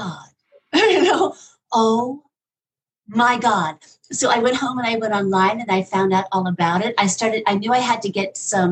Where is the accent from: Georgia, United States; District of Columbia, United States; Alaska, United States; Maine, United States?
District of Columbia, United States; Washington; Washington, D.C., my hometown